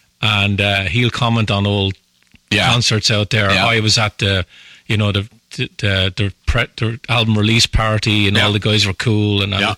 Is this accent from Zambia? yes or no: no; Ireland; one of the episodes I did was about growing up in Ireland and the music we listened to.